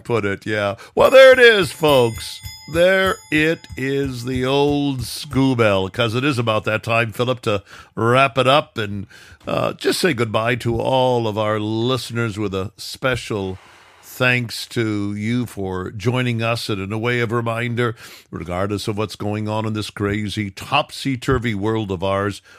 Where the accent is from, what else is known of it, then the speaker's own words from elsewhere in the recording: Midwest, United States; I was brought up in the Midwest